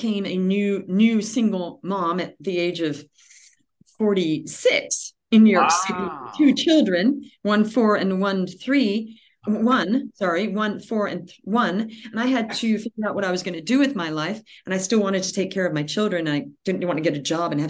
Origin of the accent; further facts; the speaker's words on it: Australia; moved away; also born or lived in California, United States; I was born in California, but we moved to Australia when I was a child, and we grew up there